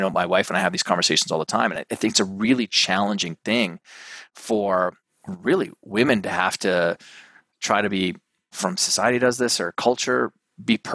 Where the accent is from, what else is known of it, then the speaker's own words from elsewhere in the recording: Canada; now in New York City, United States; I got my family up here because I'm originally Canadian